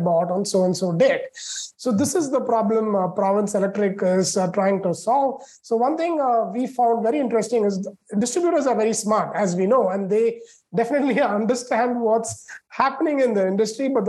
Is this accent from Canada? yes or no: no; India; moved away as an adult; also born or lived in Chicago, United States; now in United States; I grew up in India and then came to the States to do my master's in computer engineering from Illinois Institute of Technology in Chicago